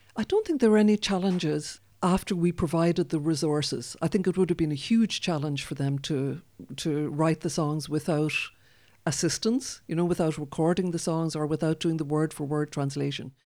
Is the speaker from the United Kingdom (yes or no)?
no; Cork, Munster, Ireland; first language Irish; English is a second language; moved away as an adult; now in Canada; I was brought up speaking Irish in Cork